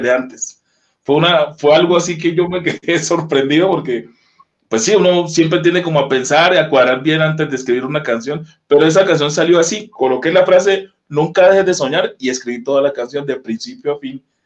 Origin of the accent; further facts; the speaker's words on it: Colombia; moved away as an adult; now in Mexico; Soy colombiano de pura cepa